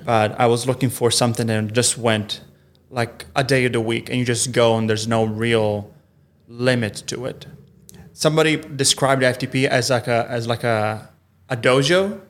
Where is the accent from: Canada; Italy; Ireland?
Italy; first language Italian; English is a second language; moved away as an adult; also born or lived in Milan; now in Los Angeles, United States; I'm from, I'm from Italy